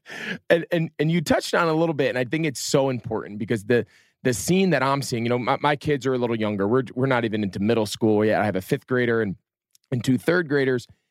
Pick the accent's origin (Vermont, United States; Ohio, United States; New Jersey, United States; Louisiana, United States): New Jersey, United States; I was growing up in North Jersey